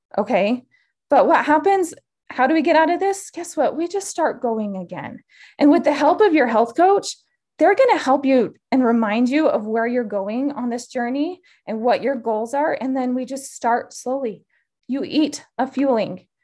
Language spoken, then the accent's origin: English; Utah, United States; moved away as an adult; also born or lived in Idaho; I grew up in Utah